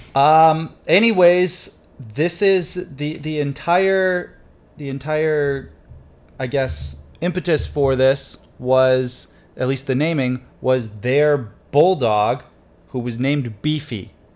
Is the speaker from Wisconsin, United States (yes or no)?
no; Detroit area, Michigan, United States; the Tigers because they were my hometown team